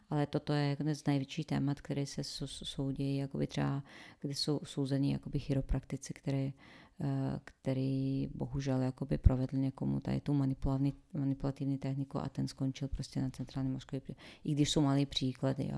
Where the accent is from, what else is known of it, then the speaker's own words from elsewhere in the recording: Sarajevo, Federation of Bosnia and Herzegovina, Bosnia & Herzegovina; Czech is a second language; moved away as an adult; also born or lived in Croatia; now in Czech Republic; původem se ze Sarajeva a v Sarajevu po válce jsem studovala přírodovědu